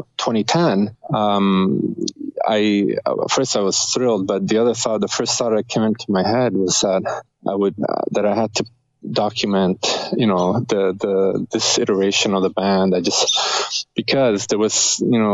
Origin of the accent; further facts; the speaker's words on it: Rome, Lazio, Italy; now in Canada; we're both from Rome, Italy